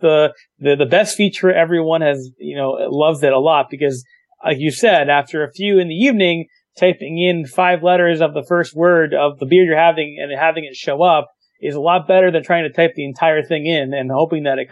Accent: New York City, New York, United States; I'm from New York City

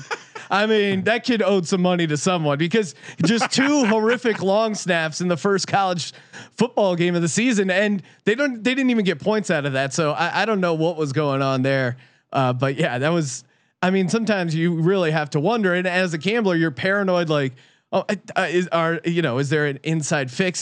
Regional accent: East Coast, United States; moved away; when I was growing up on the East Coast

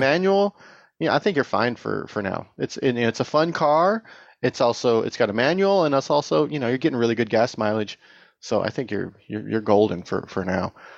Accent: Tehachapi, California, United States; now in Bay Area, United States; I grew up in Tatchby

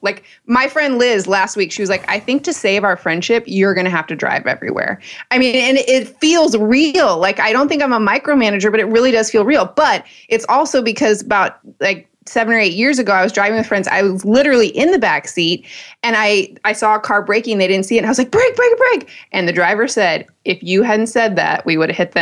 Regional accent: Michigan, United States; moved away; my home state, Michigan

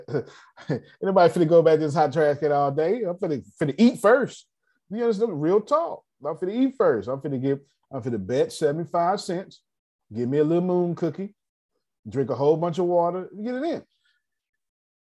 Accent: the South, United States; I'm from the South

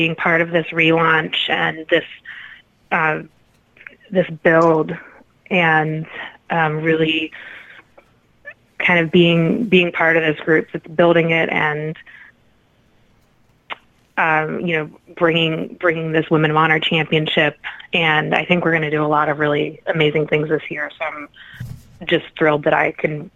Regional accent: Midwest, United States; we are both from the Midwest

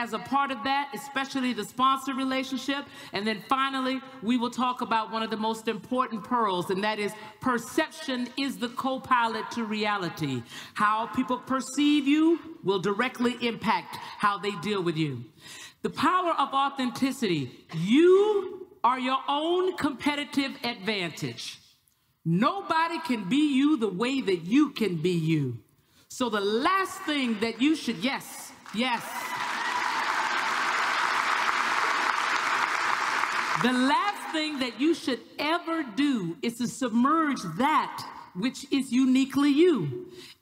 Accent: the South, United States; I'm from the South

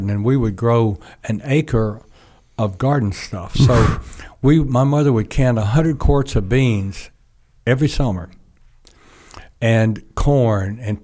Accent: North Georgia, United States; I was born down in South Georgia, but when I was about 2 years old, my parents moved back to North Georgia

